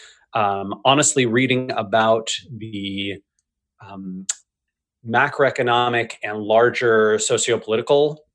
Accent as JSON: {"language": "English", "country": "United States", "said": "I'm an American"}